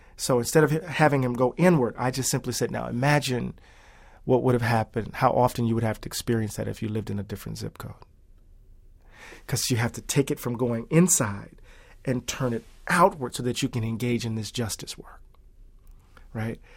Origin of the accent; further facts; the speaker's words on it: Moss Point, Mississippi, United States; moved away as an adult; also born or lived in Atlanta, Georgia; growing up in Mississippi, when my dad was hired at the post office